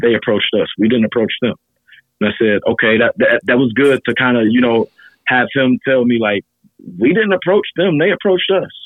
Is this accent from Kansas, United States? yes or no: no; Cincinnati, Ohio, United States; my hometown in Cincinnati